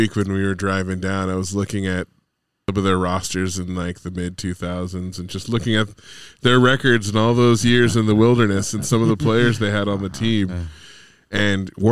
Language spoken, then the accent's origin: English; Bay Area, California, United States; as a kid growing up in the Bay Area in the 90s